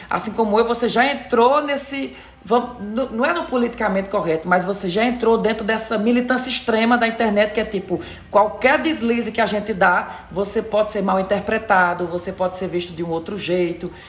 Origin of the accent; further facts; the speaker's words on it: Ceará, Brazil; moved away; eu sou do Ceará